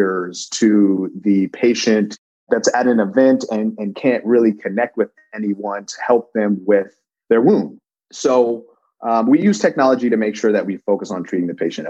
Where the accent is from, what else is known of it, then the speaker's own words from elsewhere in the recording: Denver, Colorado, United States; moved away; I'm originally from Denver, Colorado